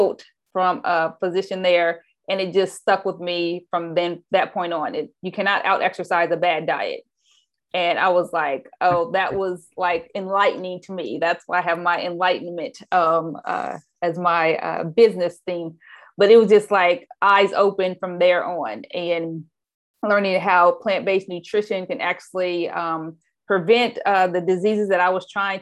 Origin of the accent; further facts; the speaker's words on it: Anderson, Indiana, United States; now in Oakland, United States; I actually grew up in a city called Anderson, Indiana. So Midwest girl